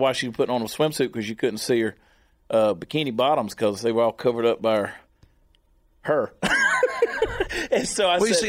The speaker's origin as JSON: {"language": "English", "region": "Georgia", "country": "United States", "tie": "born or raised there", "said": "being from the state of Georgia and growing up in Georgia"}